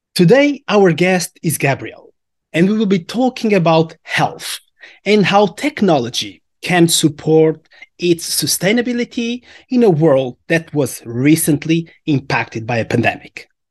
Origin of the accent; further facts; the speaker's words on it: Portugal; we are from Portugal